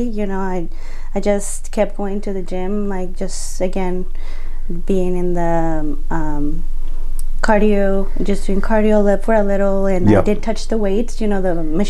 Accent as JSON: {"language": "English", "country": "Mexico", "tie": "born or raised there", "moved": "as an adult", "lives_now": "United States", "said": "I was born and raised in Mexico."}